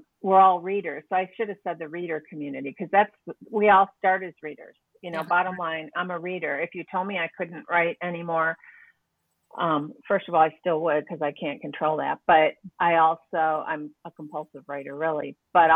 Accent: Buffalo, New York, United States; moved away; also born or lived in Whidbey Island; Buffalo and my hometown

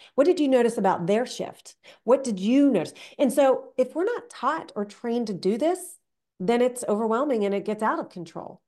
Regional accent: United States; also born or lived in Canada; I grew up in the American system

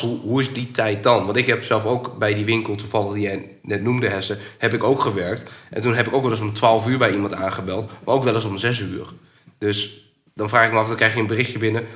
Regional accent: Groningen, Netherlands; ik kom uit Groningen, ik woon in Vinkhuizen

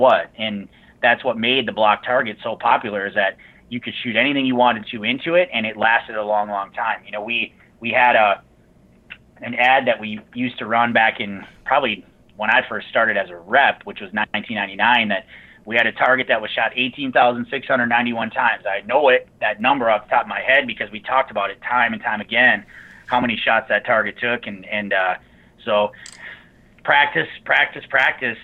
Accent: Mauston, Wisconsin, United States; I grew up in Mauston, right by Wisconsin, in between Nisita and Wisconsin Dells.

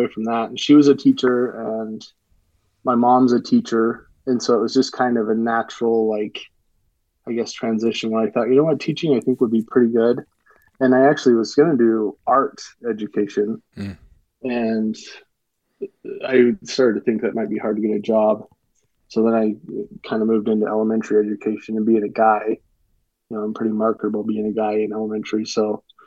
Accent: Utah, United States; I'm from Utah, so I've just mostly hunted in Utah and just a few units in Utah pretty much my whole life

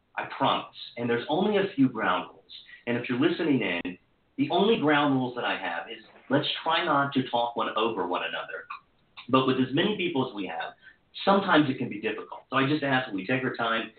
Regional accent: Hagerstown, Maryland, United States; including a stint at my hometown newspaper, the Herald Mail

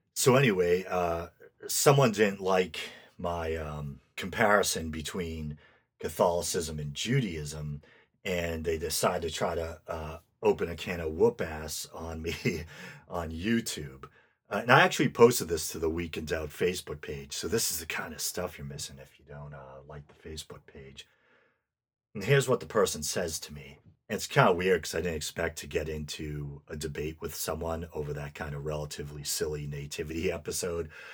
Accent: United States; I'm American

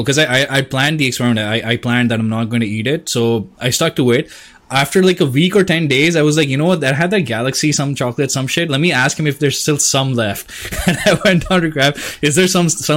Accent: India; I'm Indian, so we don't waste food

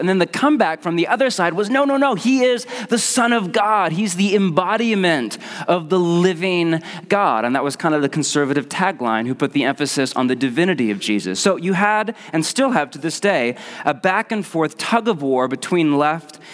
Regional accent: Portland, United States; I'm from Portland

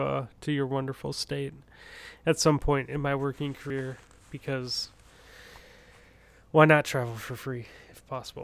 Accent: Minnesota, United States; I'm from Minnesota.

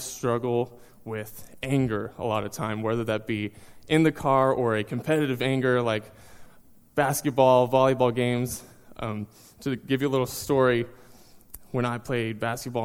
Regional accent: Seminole, Texas, United States; moved away as an adult; also born or lived in Tulsa, Oklahoma; now in North Carolina, United States; I was born and raised in Texas, went all through high school in a small town called Seminole.

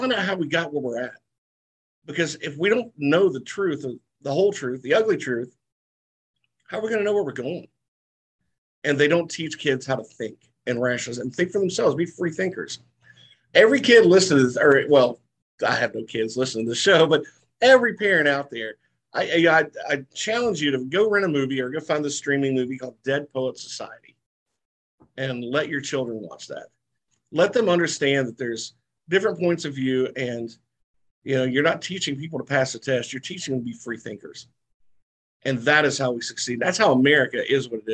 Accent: the South, United States; I'm from the South

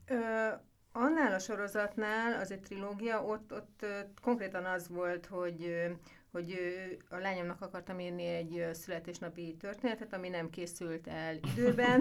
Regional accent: Mór, Fejér, Hungary; én Móron születtem

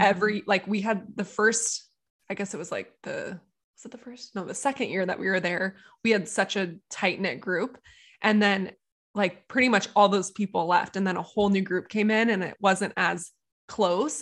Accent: Encinitas, California, United States; Encinitas, which is my hometown

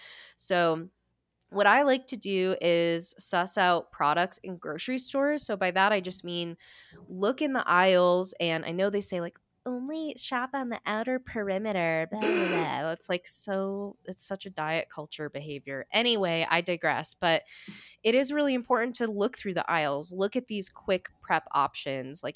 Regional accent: New England, United States; I'm from New England

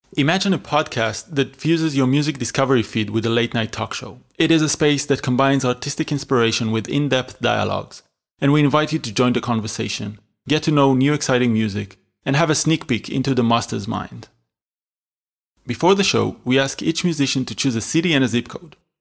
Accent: Israel; moved away as an adult; also born or lived in Berlin; I was born and raised in Israel in a small town next to Tel Aviv.

